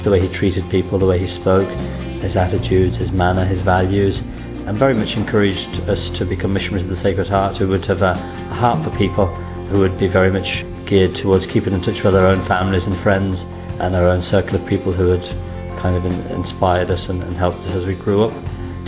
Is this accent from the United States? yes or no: no; Coventry, West Midlands, United Kingdom; now in Liverpool, United Kingdom; I come from Coventry originally and at the moment based in Liverpool.